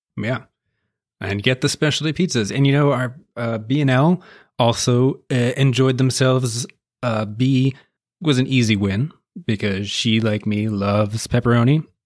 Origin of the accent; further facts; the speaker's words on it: Appalachian Mountains, United States; also born or lived in West Virginia; now in Nashville, United States; I grew up in the Appalach, part of the Appalachian Mountains. And I spent a lot of time in West Virginia, too.